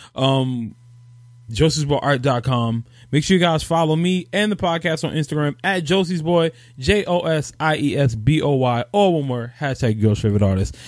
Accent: New York, United States; I'm born and raised in New York

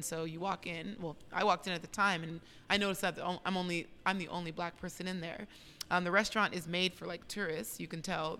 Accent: United States; realizing that I'm not a Black Brazilian, but that I'm an American.

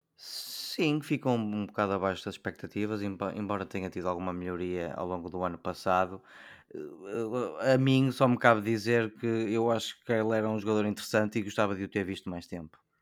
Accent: Portugal; como português

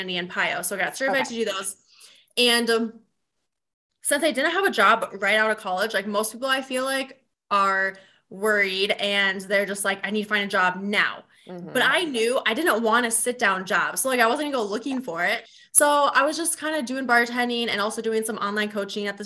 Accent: Vermillion, South Dakota, United States; moved away as an adult; also born or lived in Brookings, South Dakota; now in Sioux Falls, United States; I currently live in Sioux Falls, South Dakota, and I grew up in Vermilion, which is like an hour south

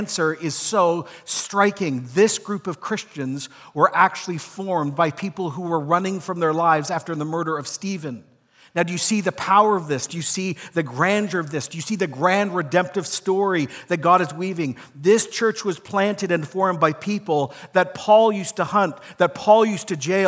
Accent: Ecuador; also born or lived in Toronto, Canada; Though I was born in Toronto and grew up there for a period of time, most of my life was actually spent in Ecuador as a child. And so when I grew up in Ecuador in the 80s, I had deep homesickness.

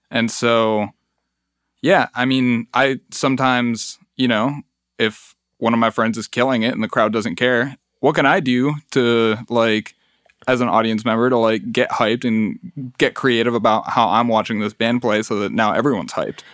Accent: Mexico City, Mexico; now in Detroit, United States; I was born in Mexico City

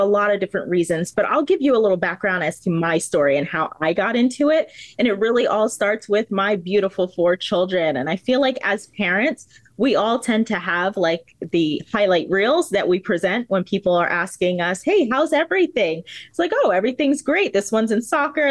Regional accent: New Jersey, United States; now in Florida, United States; I am a proud resident of the state of Florida, but I am not from Florida. I am a Jersey girl

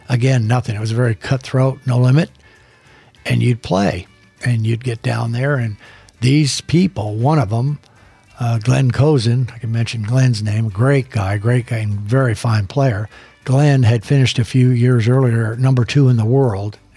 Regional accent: Phoenix, Arizona, United States; And where are you from? Well, Phoenix. Oh, I'm from Phoenix.

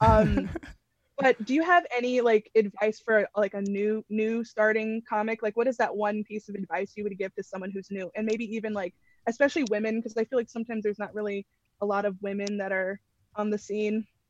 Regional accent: Connecticut, United States; I'm from Connecticut.

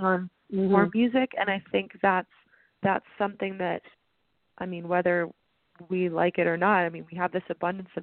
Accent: Canada; now in Nashville, United States; Growing up in Canada

